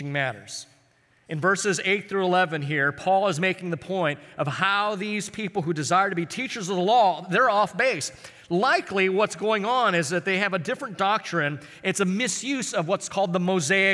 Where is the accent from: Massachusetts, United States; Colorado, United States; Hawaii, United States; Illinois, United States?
Hawaii, United States; Honolulu; I grew up in Hawaii, and I used to hang out in this kind of rougher part of town called Kalihi